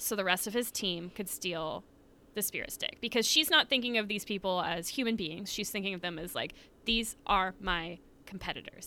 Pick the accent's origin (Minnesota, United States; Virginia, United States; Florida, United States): Florida, United States; we are from Florida